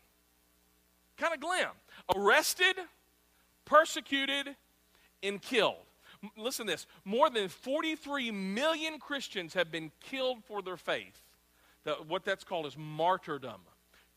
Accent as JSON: {"language": "English", "country": "United States", "said": "we as America"}